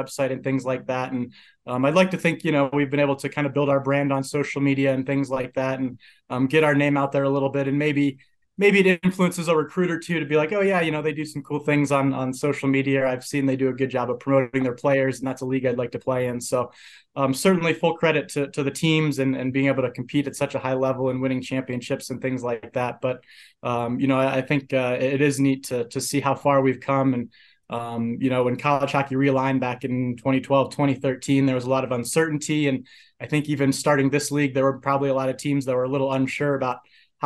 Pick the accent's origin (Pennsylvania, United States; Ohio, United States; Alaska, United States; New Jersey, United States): Ohio, United States; Oxford; moved away as an adult; now in Colorado Springs, United States; I'm actually originally from Oxford, Ohio, so home of the Miami University Redhawks